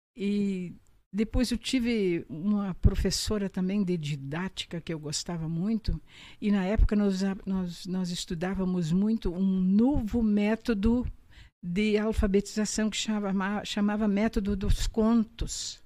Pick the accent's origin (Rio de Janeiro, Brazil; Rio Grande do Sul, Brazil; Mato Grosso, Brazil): Rio Grande do Sul, Brazil; Panambi; Então voltei para casa, meus pais moravam aqui, voltei para casa